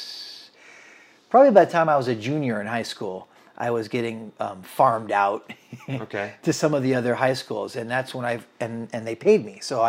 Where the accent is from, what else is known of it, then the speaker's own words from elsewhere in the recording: Washington, United States; also born or lived in Maine / California; I grew up all over the country, Jim. I was born in Maine. We moved to California. My parents got divorced. I was raised in Central Washington State with my mother during the school year.